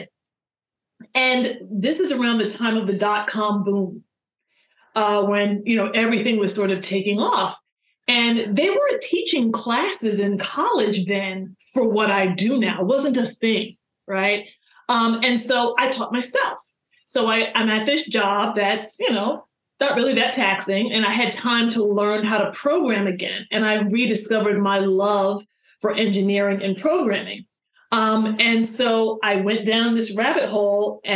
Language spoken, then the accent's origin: English; New York, United States; I'm from New York, so I came back to New York.